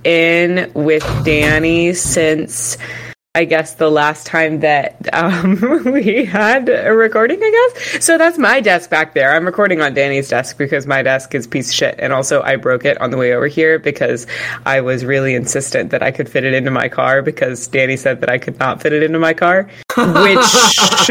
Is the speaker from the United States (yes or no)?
yes; Texas, United States; I'm from Texas